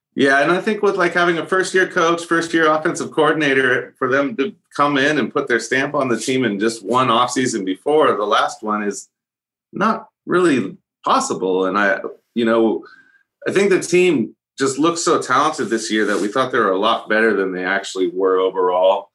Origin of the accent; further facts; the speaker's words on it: a couple hours north of San Francisco, California, United States; I grew up where I am now, which is a couple hours north of San Francisco